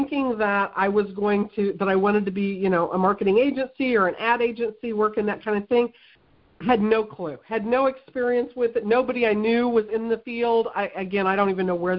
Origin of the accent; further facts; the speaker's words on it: Missouri, United States; I grew up here in the Midwest, you know, in Missouri. I've lived in Missouri my whole life